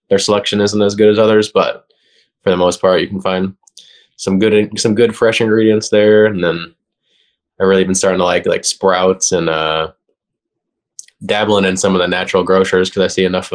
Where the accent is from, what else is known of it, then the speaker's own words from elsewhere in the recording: Austin, Texas, United States; born and raised in Austin